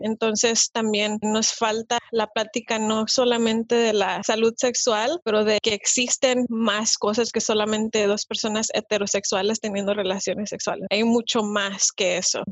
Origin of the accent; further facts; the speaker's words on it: Mexico; now in United States; en el país de donde yo vengo, yo soy de México